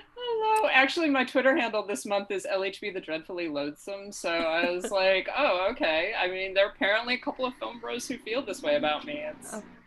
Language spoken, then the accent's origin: English; upstate New York, United States; right now I'm in upstate New York.